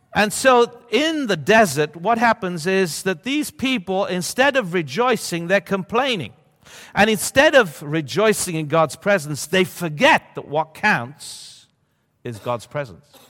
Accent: Sicily, Italy; now in Bologna, Italy; I grew up in Sicily

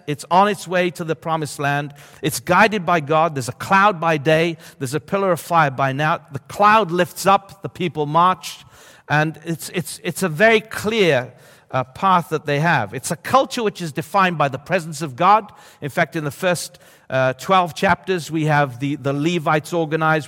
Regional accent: Sicily, Italy; now in Bologna, Italy; I grew up in Sicily

